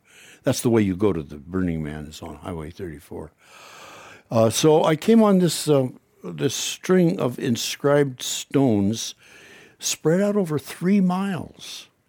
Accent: Washington, United States; because I grew up on Puget Sound, in the middle of old growth, or actually second growth.

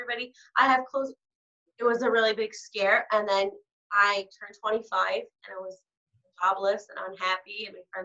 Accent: New York City, New York, United States; I'm from Brooklyn

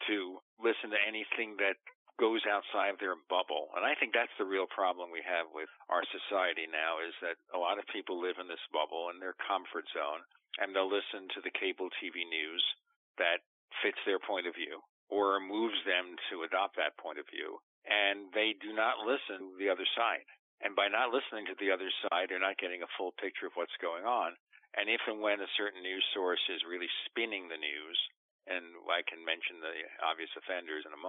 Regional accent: New York City, New York, United States; I was born in Brooklyn, New York.

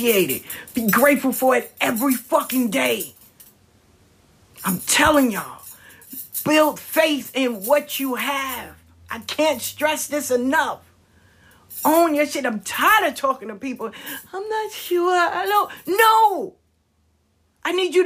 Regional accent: the South, United States; I'm from the South

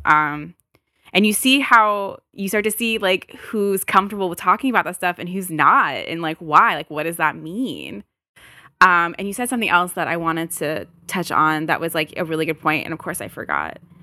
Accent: United States; I'm American

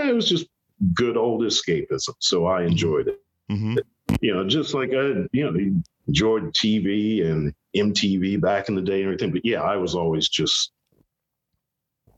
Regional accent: Columbus, Ohio, United States; moved away as an adult; also born or lived in New England; I grew up in Columbus, Ohio, and then moved to New England

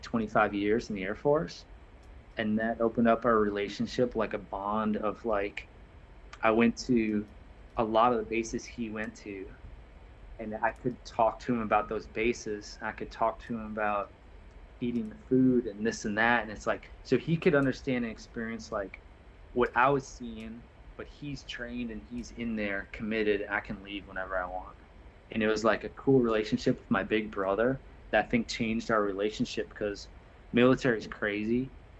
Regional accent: Altamonte Springs, Florida, United States; I'm like, Altamont Springs

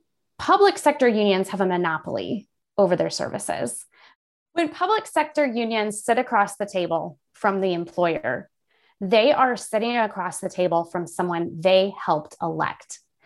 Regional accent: Illinois, United States; I grew up in Central Illinois, came back here later on in my life to raise our children. And so we are definitely, my husband and I both born and bred right here in the middle of Illinois.

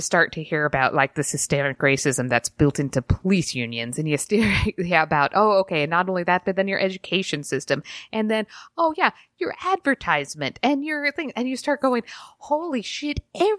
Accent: Utah, United States; I grew up in Utah, obviously, so I'm like got this really, really sheltered life.

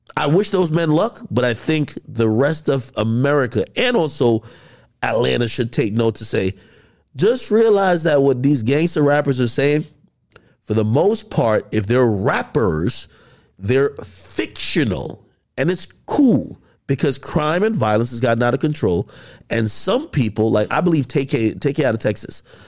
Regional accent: Jamaica; moved away; I grew up in Jamaica

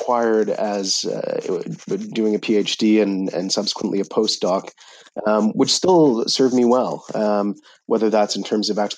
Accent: Ottawa, Ontario, Canada; moved away as an adult; also born or lived in Cambridge, United Kingdom; I'm a Canadian, born in Ottawa, Canada

